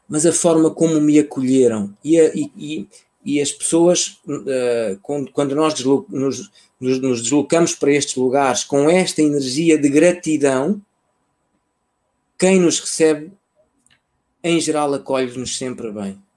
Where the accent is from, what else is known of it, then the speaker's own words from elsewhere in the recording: Mozambique; born there; ainda fiz um segundo voo para a terra onde eu nasci, que é uma cidade no centro do país.